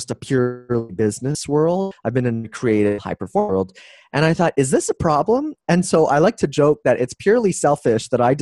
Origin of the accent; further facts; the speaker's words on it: Toronto, Ontario, Canada; moved away as an adult; now in San Diego, United States; I'm from Toronto, Canadian, and 3 years ago, I moved to the U.S.